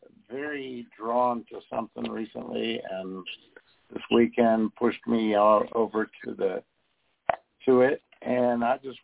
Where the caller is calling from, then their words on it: Texas, United States; I'm calling from Texas.